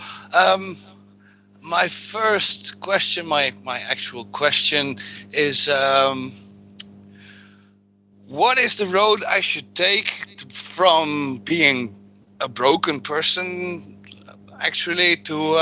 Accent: Netherlands; I'm from Holland

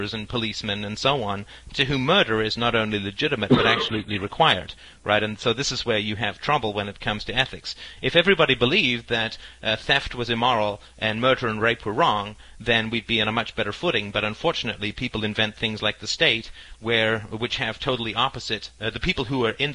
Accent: United Kingdom; we Brits

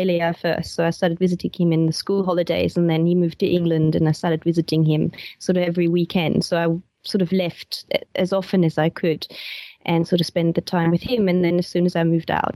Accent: West Germany, Germany; moved away as an adult; I was born in East Germany originally, and then my parents moved to West Germany when I was 10.

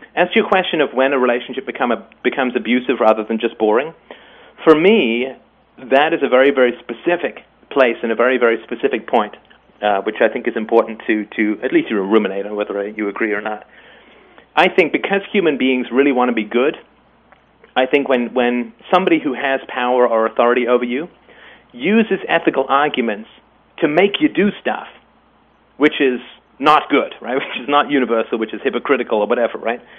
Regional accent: England, United Kingdom; also born or lived in Ireland; I was born in Ireland and I grew up in England

